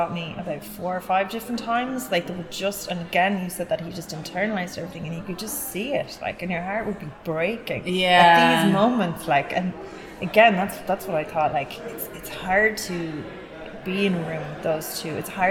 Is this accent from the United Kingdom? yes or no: no; Cork, Munster, Ireland; I think a lot, like, I'm originally from Cork.